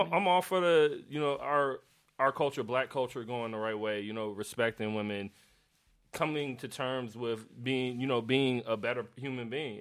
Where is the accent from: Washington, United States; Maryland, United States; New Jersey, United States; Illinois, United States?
Illinois, United States; Chicago; I grew up in Chicago